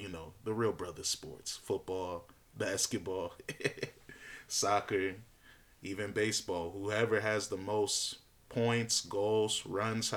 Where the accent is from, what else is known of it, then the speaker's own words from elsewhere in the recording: United States; I'm an American. I'm born and raised here